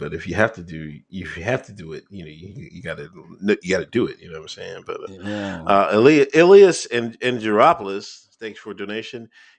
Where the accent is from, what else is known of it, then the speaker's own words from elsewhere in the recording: Pennsylvania, United States; You know, I come from Pennsylvania.